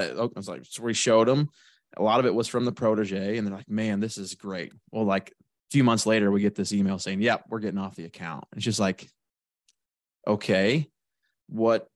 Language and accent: English; Shelbyville, Illinois, United States; I'm from Shelbyville, Illinois